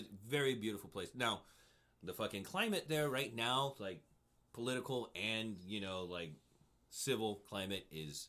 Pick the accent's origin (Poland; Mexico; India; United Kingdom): Mexico; moved away as an adult; also born or lived in United States; now in Cincinnati, United States; I grew up in Mexico. I was down there for, like, 10 years, you know, from all my formative years, like, 9 to 19, something like